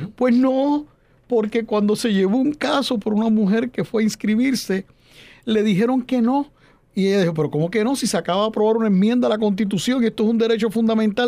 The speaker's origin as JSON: {"language": "Spanish", "country": "Puerto Rico", "said": "los boricuas que vivimos en la isla"}